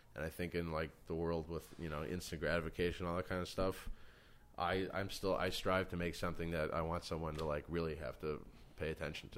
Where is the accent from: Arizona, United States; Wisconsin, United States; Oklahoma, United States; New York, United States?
New York, United States; growing up in New York